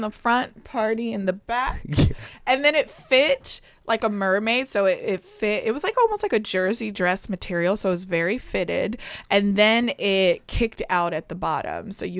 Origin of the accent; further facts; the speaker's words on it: Chicago, Illinois, United States; born there; I know this is going to sound odd, but I was born in Chicago, uh-huh. and I'm a Bulls fan forever.